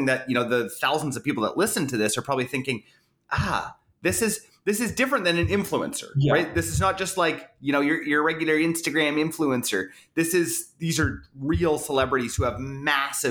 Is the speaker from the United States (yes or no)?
no; Canada; I'm a Canadian